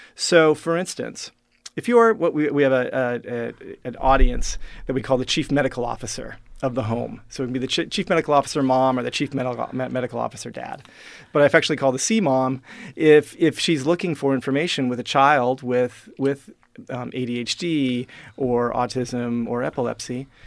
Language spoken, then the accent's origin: English; Regina, Saskatchewan, Canada; I am uh, now the first person you've met from Regina, Saskatchewan